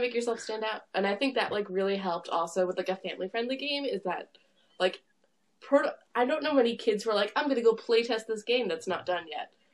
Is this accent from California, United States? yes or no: no; Long Island, New York, United States; I'm from uh, Long Island, New York